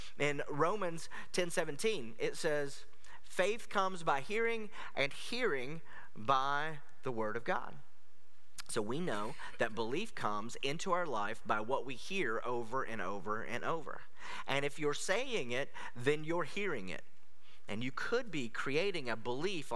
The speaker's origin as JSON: {"language": "English", "country": "United States", "said": "as an American"}